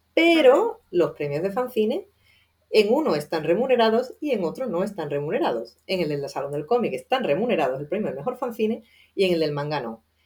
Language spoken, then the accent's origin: Spanish; Seville, Andalusia, Spain; yo soy sevillana, vengo de un entorno muy conservador